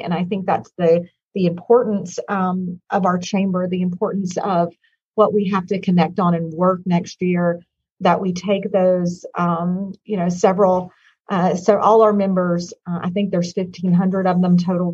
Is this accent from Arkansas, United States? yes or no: yes; Hot Springs, Arkansas, United States; moved away; I am originally from Hot Springs, Arkansas